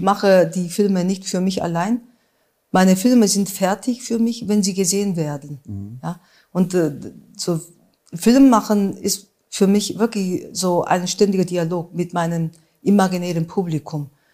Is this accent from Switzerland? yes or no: no; Busan, South Korea; German is a second language; now in Saarbrücken, Germany; meine Kindheit in Südkorea